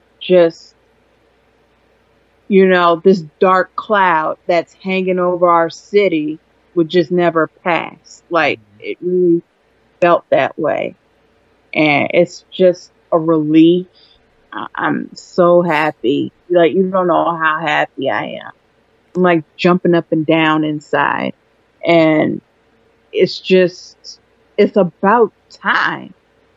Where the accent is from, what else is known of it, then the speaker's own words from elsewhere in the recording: Washington, District of Columbia, United States; I am a DC native